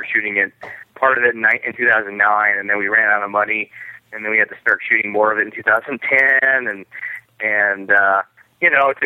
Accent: Nebraska, United States; moved away; I'm from Nebraska originally

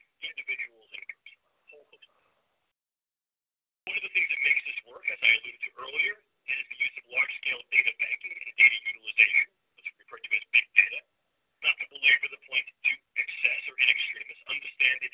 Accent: New York, United States; accent: New York; my New York accent

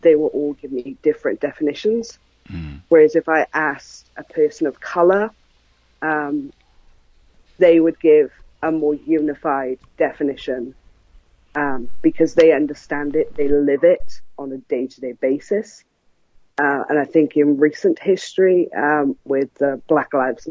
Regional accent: South Wales, United Kingdom; I'm from South Wales in the United Kingdom

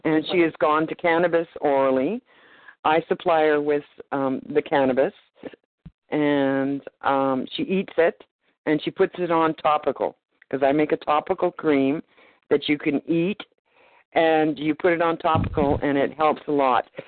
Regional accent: Canada; also born or lived in Nanaimo, British Columbia

